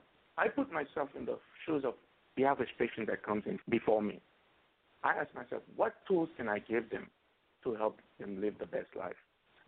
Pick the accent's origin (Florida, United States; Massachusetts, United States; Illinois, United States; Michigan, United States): Florida, United States; Growing up in Florida, unfortunately, when you're undocumented, you always have fear behind your back that, you know, something may happen that you may encounter the police.